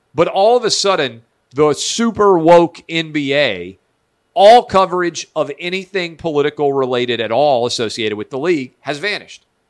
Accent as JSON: {"language": "English", "region": "the South", "country": "United States", "said": "I'm a Southerner"}